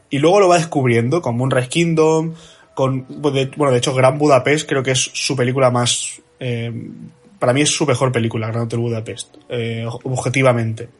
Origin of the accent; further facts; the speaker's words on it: Spain; como buenos españoles